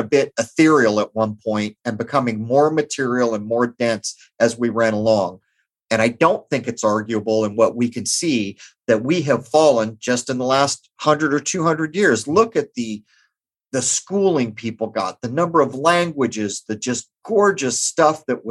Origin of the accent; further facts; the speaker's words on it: Southern California, United States; I grew up in Southern California